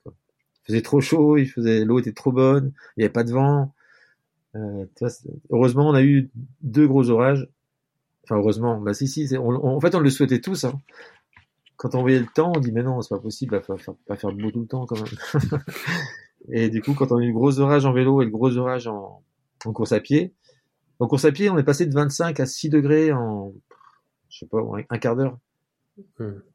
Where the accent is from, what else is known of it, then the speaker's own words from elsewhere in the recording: Brittany, France; Je suis breton